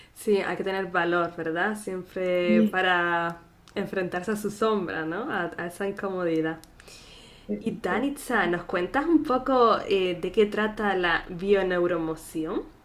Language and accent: Spanish; Canary Islands, Spain; nacida en Canarias